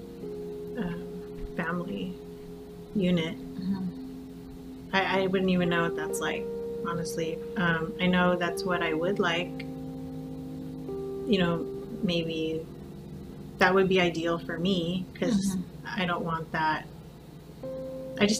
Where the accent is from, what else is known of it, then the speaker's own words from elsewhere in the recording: Whittier, California, United States; also born or lived in Montebello, California / Pico Rivera, California; I've pretty much been in Whittier almost all my life